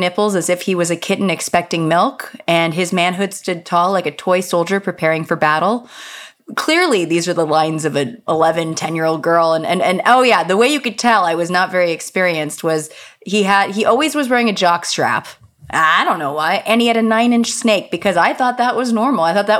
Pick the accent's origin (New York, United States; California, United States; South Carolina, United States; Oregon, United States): California, United States; Los Angeles; I grew up in the San Fernando Valley, you know, capital of the porn biz. It used to be Van Nuys, which is the hamlet I was born in, and then it was usurped by Chatsworth years later because it's horse country